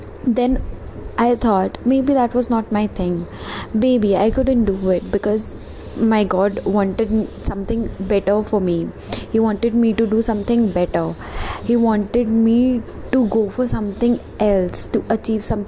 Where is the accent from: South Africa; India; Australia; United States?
India; being an Indian, I pray and I'm really a very spiritual person